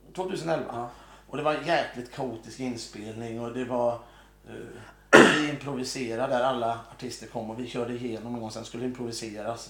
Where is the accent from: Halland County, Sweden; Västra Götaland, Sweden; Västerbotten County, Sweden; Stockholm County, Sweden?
Västra Götaland, Sweden; Mölndal; accent: Mölndal dialect; Jag är från Mölndal